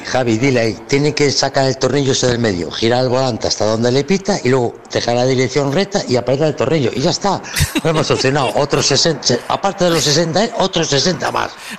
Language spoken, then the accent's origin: Spanish; Spain; Somos españoles nosotros